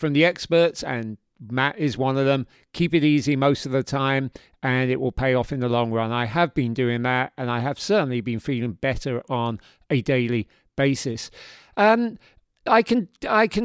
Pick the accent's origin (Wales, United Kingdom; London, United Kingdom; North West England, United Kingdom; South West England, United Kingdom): London, United Kingdom; moved away as an adult; also born or lived in Yorkshire; now in New York, United States; I am from South London. Actually, I was born in Yorkshire, but I was raised in South London. I lived there from the age of 2 to the age of 22 or 23 when I came to New York.